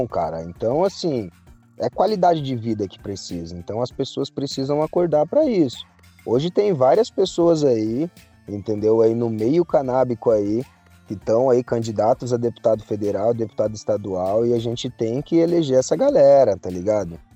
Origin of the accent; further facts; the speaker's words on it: Mogi das Cruzes, São Paulo, Brazil; eu sou de Mogi das Cruzes